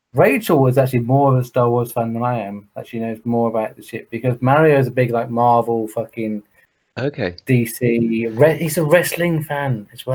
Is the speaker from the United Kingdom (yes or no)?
yes; England, United Kingdom; I watch the England again because I'm English, so I watch England play football at whatever level.